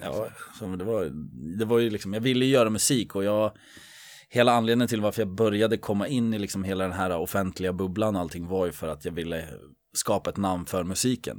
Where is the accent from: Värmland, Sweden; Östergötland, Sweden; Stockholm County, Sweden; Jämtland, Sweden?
Stockholm County, Sweden; Södertälje; jag är uppväxt i, i Ronna